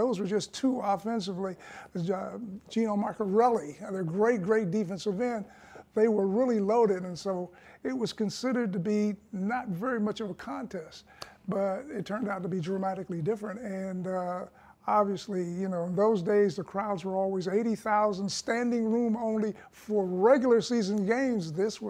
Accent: Warren, Ohio, United States; my hometown of Warren, Ohio

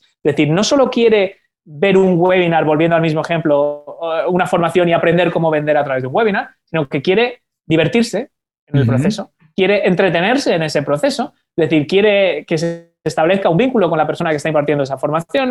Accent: Spain; yo soy de España

